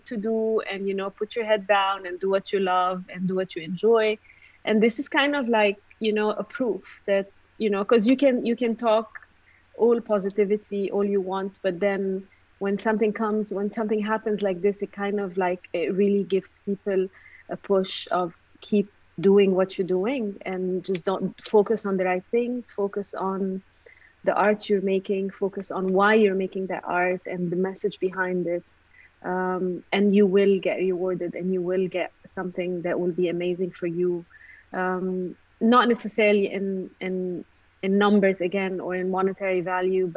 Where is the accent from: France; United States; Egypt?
Egypt; moved away; I come from Egypt